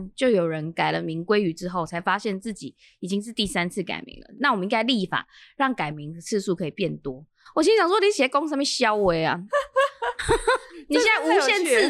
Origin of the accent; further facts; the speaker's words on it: Taiwan; 日本人小看了我们台湾人，